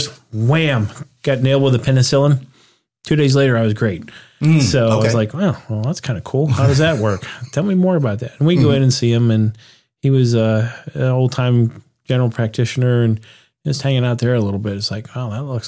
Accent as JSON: {"language": "English", "town": "Pittsburgh", "region": "Pennsylvania", "country": "United States", "tie": "born or raised there", "said": "Grew up in Pittsburgh."}